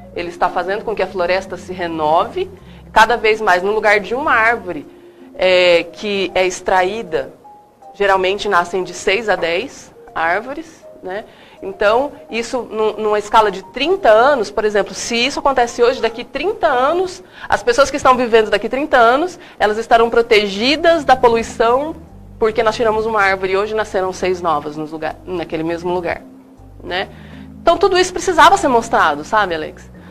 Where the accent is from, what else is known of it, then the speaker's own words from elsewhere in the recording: Paraná, Brazil; now in Mato Grosso, Brazil; eu sou do Paraná